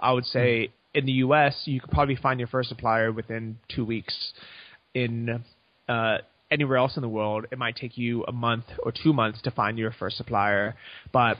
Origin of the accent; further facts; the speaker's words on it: United States; moved away as an adult; now in Chiang Mai, Thailand; I'm American, I have U.S. bank accounts